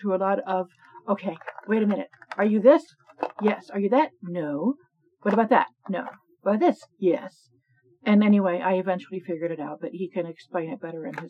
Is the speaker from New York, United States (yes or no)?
no; Colorado, United States; also born or lived in Laramie, Wyoming; I grew up in Colorado